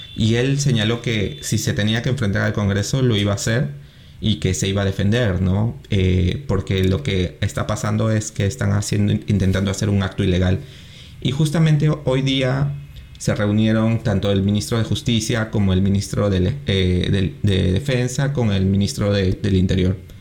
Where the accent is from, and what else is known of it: Peru